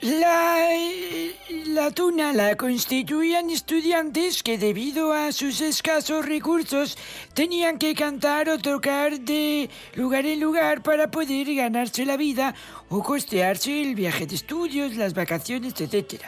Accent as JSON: {"language": "Spanish", "country": "Spain", "said": "aquí en nuestro país"}